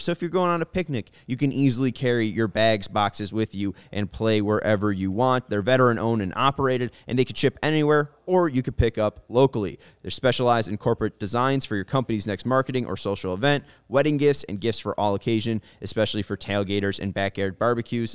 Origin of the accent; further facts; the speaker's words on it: Chicago, Illinois, United States; as a Chicagoan